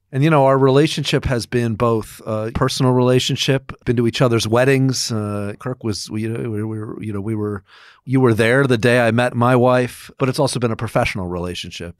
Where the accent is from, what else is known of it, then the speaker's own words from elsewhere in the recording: Rochester, New York, United States; now in New York City, United States; I grew up in Rochester, New York